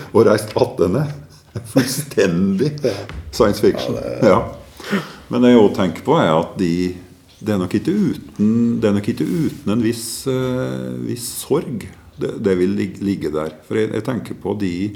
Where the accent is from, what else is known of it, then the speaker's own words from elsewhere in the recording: Gudbrandsdalen, Innlandet, Norway; i hjembygda mi, eh, midt, midten i Gudbrandsdalen